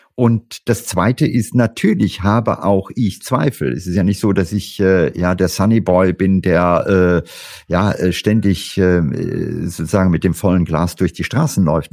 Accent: India; moved away; ich habe meine Kindheit in Indien verlebt

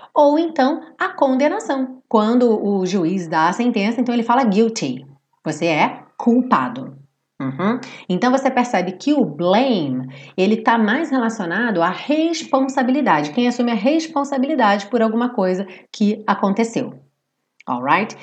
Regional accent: Brazil; nós somos brasileiros

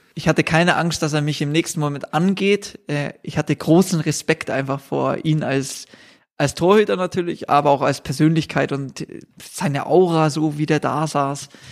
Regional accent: Bavaria, Germany; als Bayer

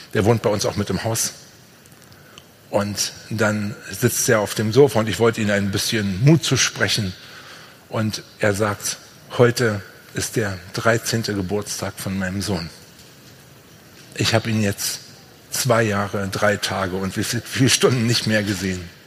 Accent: Brandenburg, Germany; Bei uns in Brandenburg

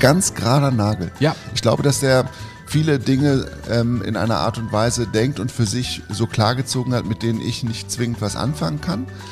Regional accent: Lower Saxony, Germany; ich bin ja in Niedersachsen aufgewachsen

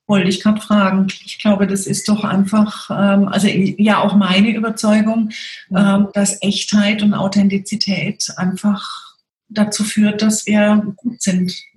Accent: Freiburg, Baden-Württemberg, Germany; ich komme ja aus Freiburg

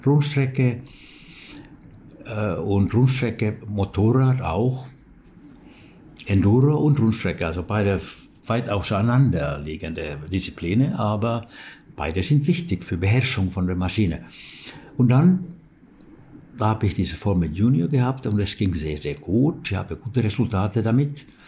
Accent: Turku, Southwest Finland, Finland; German is a second language; in Turku, wo ich wohnte und wo ich geboren bin

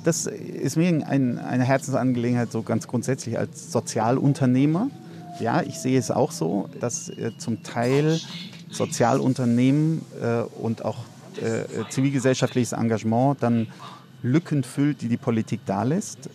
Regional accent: Heidelberg, Baden-Württemberg, Germany; moved away as an adult; also born or lived in Cape Town; now in Berlin, Germany; in Heidelberg, wo ich aufgewachsen bin

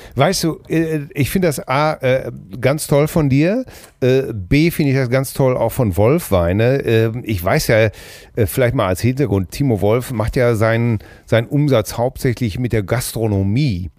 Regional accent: Hamm, North Rhine-Westphalia, Germany; bei uns in Hamm

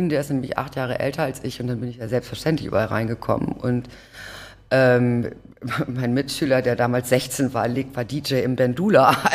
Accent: Hamburg, Germany; Ich bin tatsächlich geboren in Othmarschen, dann Blankenese Othmarschen äh, hin und her gezogen, dann ähm, genau und dann zum Schluss Rissen

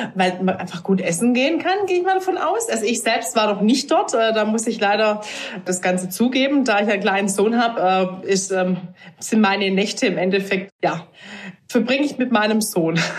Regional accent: near Stuttgart, Baden-Württemberg, Germany; ich komme aus der Nähe von Stuttgart

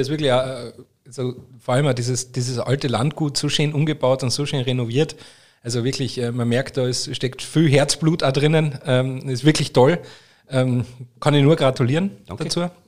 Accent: Austria; Ich bin ja als Österreicher auch im Alpenländischen aufgewachsen. Da ist ja die Tracht genauso daheim.

